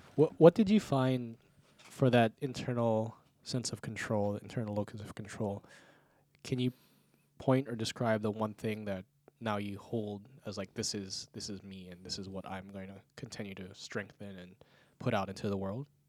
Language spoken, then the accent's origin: English; Outer Island, Hawaii, United States; moved away; I'm from the Outer Island, and coming here for college